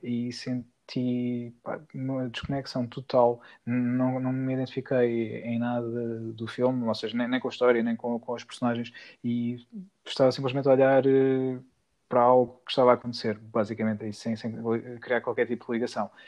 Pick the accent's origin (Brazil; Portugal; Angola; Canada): Portugal; Peniche, Centro; em Peniche, na minha cidade natal